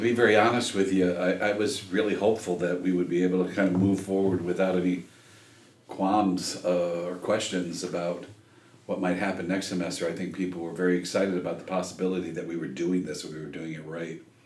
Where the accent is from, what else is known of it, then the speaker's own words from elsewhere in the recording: Michigan, United States; moved away; I grew up in Michigan